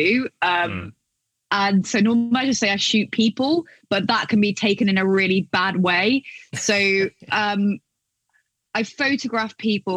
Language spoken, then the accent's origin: English; England, United Kingdom; as an English person